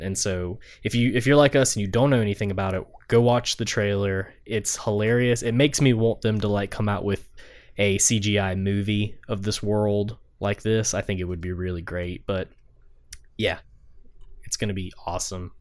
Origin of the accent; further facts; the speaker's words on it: the South, United States; Drew and I grew up in the South.